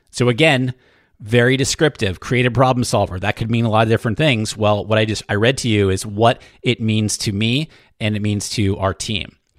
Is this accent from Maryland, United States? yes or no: no; New Hampshire, United States; I grew up in New Hampshire and my dad, very blue collar family, okay? So very middle class in New Hampshire, small town in New Hampshire.